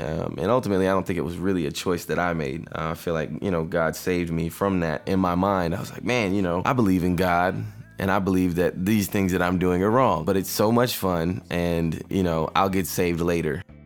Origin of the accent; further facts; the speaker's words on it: Riverdale, Georgia, United States; I'm from Riverdale which is right next door to East Point